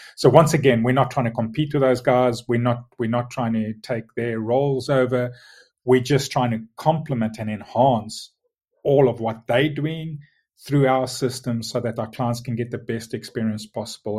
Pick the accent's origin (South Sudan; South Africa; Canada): South Africa; moved away as an adult; now in Tunbridge Wells, United Kingdom; born and, and lived and grew up in South Africa, hence, hence the strange accent